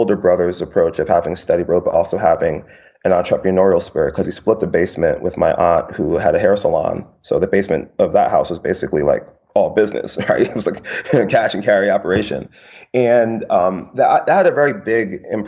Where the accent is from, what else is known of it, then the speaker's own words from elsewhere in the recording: New York City, New York, United States; moved away as an adult; also born or lived in Mount Vernon, New York / Atlanta, Georgia; now in San Francisco, United States; I grew up in the Bronx